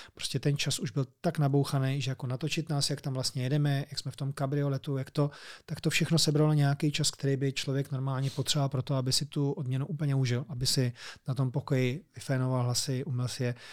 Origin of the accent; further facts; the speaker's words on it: Czechia; my jako Češi